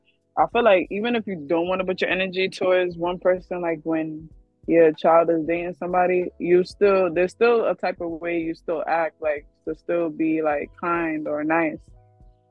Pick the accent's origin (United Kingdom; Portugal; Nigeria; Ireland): Nigeria; me being Nigerian. So, Yoruba people, when we see our elders, we kneel down and greet them.